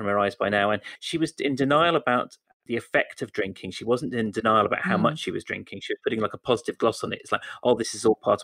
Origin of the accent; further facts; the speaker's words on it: West Country, South West England, United Kingdom; I'm actually from the West Country